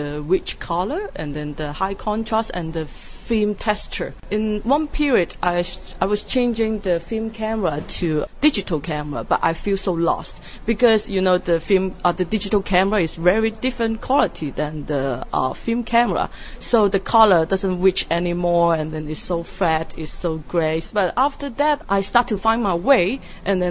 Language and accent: English; Hong Kong; I'm a photographer from Hong Kong